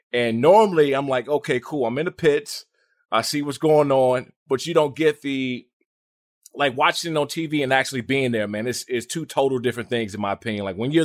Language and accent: English; Maryland, United States; also born or lived in Washington, D.C.; And, you know, I grew up in Maryland, Washington, D.C. area.